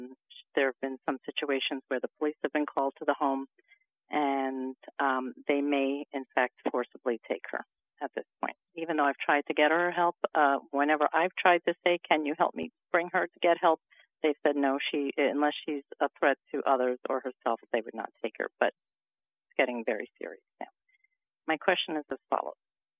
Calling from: New Jersey, United States; I'm calling from New Jersey.

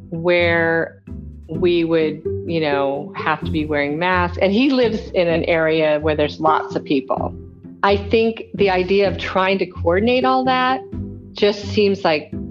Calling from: Cody, Wyoming, United States; I'm calling from Nashville, Cody, Wyoming.

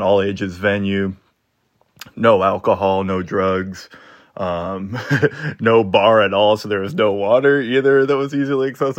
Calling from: Minneapolis, Minnesota, United States; What's up, Axe to Grind? I'm calling in from Minneapolis to report on a show that I actually attended down in Chicago.

